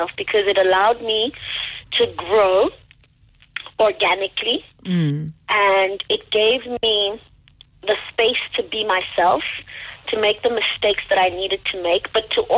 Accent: Cameroon; moved away as an adult; now in South Africa; I'm from the English-speaking side of Cameroon.

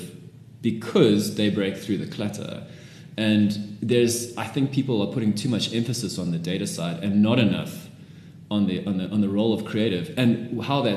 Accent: South Africa; I'm a South African

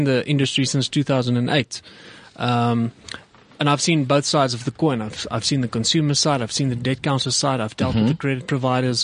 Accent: South Africa; we as South African consumers

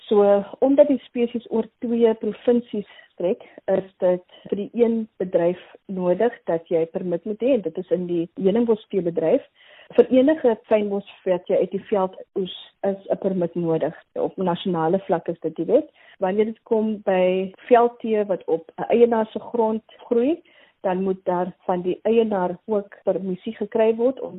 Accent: Mitchells Plain, Western Cape, South Africa; So, ek kom uit Mitchells Plain en ek het daar by Kaapse vlakte groot geword. Ek is die eerste een in my familie om hierdie maalpyl te kan bereik

